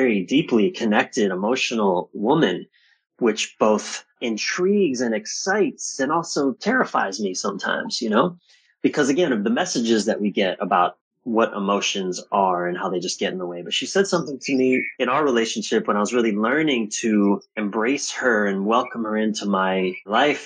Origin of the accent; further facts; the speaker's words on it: East Coast of the U.S., United States; I was born on the East Coast of the U.S.